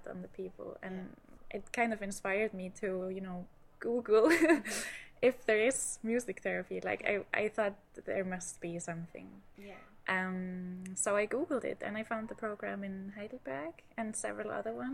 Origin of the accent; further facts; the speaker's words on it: Iceland; English is a second language; now in Germany; I'm not originally from Germany, so I'm from Iceland